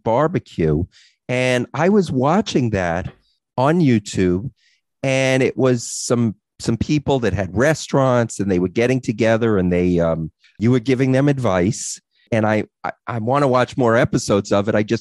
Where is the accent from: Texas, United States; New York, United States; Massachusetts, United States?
New York, United States; Long Island; we're from Long Island